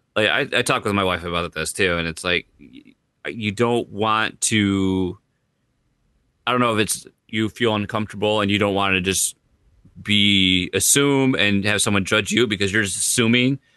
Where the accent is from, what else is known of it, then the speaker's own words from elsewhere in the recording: United States; I'm American